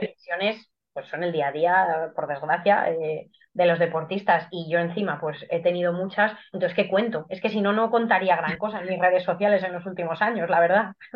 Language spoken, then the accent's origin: Spanish; Guadalajara, Castilla-La Mancha, Spain; soy de Guadalajara, tengo 32 años eh, y hago atletismo desde hace 20. Mm, siempre he corrido aquí en mi ciudad